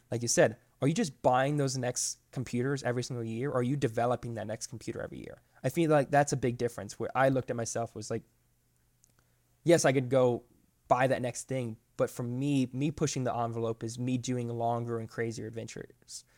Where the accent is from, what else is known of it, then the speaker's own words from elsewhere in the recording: Florida, United States; moved away as an adult; now in Georgia, United States; I grew up in Florida my whole life, but I moved up here five years ago, up to Georgia